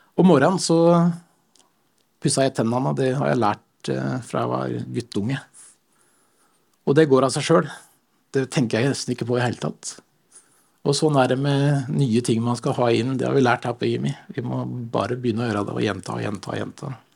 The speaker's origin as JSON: {"language": "Norwegian", "town": "Stokke", "region": "Vestfold", "country": "Norway", "tie": "born or raised there", "moved": "yes", "lives_now": "Sandnes, Norway", "said": "jeg kommer fra Vestfold. Stokke i Vestfold"}